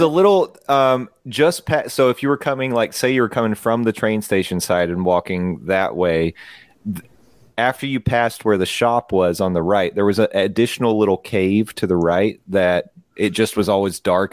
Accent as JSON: {"language": "English", "region": "East Tennessee", "country": "United States", "tie": "born or raised there", "said": "growing up in East Tennessee"}